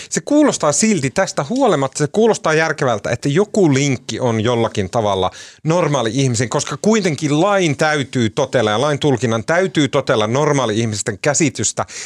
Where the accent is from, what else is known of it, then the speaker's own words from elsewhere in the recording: Turkey; Olen itse turkkilainen.